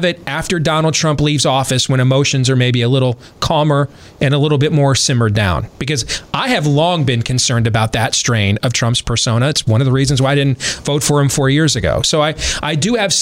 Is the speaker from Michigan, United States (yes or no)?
yes; Michigan, United States; I grew up in Michigan